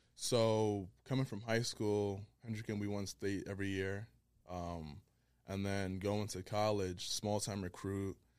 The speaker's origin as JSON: {"language": "English", "town": "Providence", "region": "Rhode Island", "country": "United States", "also_born_or_lived": "Liberia", "said": "from Providence, Rhode Island. Originally Liberia, but, you know, we repping the four oh one right now."}